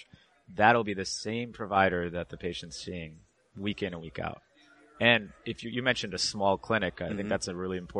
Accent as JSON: {"language": "English", "region": "Michigan", "country": "United States", "tie": "born or raised there", "also_born_or_lived": "Boston / New York / Chicago", "moved": "as an adult", "said": "I grew up in Michigan."}